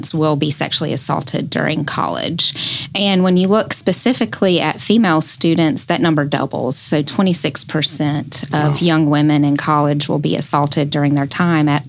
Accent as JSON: {"language": "English", "town": "Mobile", "region": "Alabama", "country": "United States", "tie": "born or raised there", "said": "I was born and raised in Mobile"}